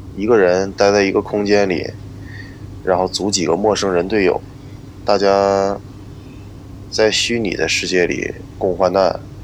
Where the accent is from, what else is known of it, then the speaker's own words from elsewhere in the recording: Northeast China, China; moved away as an adult; now in Shanghai, China; 我现在在上海。这个地方不是我的家乡，我是东北人